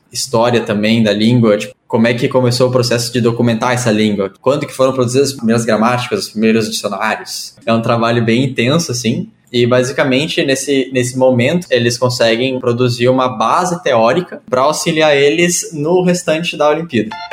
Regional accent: Porto Alegre, Rio Grande do Sul, Brazil; eu nasci e moro em Porto Alegre, no Rio Grande do Sul.

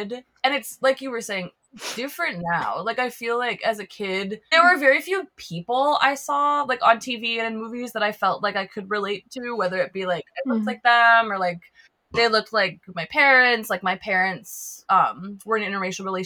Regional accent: Twin Cities, Minnesota, United States; I live in Minneapolis, but I grew up in a suburb

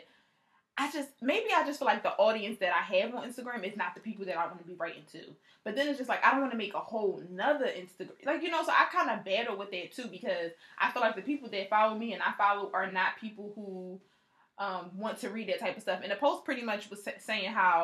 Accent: Philadelphia, Pennsylvania, United States; I'm from Philly

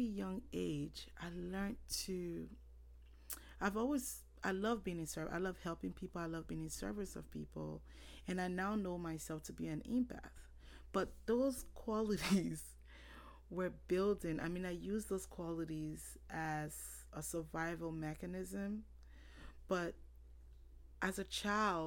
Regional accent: Monrovia, Liberia; I was born April 1989 in Monroeville, Liberia.

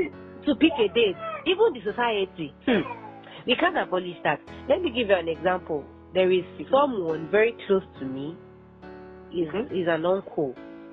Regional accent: Nigeria; As a Nigerian, you know

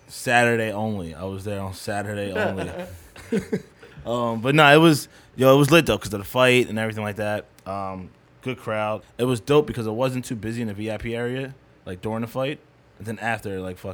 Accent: Wisconsin, United States; No, I'm from Wisconsin.

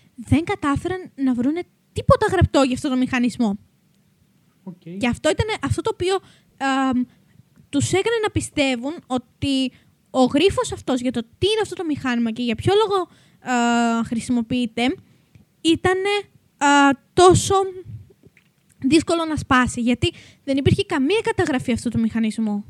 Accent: Macedonia, Greece; είμαστε και από τη Μακεδονία

